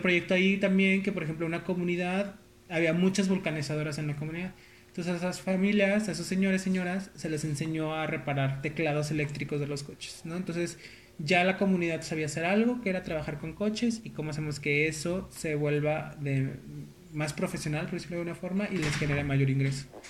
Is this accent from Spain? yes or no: no; León, Guanajuato, Mexico; now in Nuevo León, Mexico; yo soy originario de León.